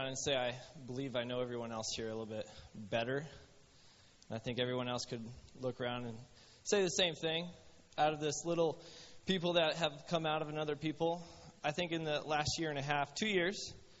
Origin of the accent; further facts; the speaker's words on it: Ohio, United States; moved away as an adult; So I grew up in Ohio, and I went into the Navy.